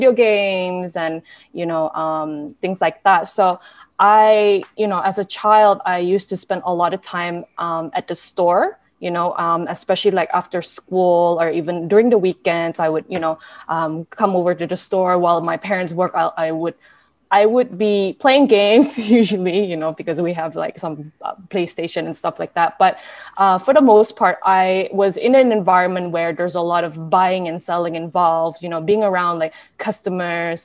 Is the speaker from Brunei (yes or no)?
yes; Brunei; also born or lived in United States; I was born and raised in Brunei.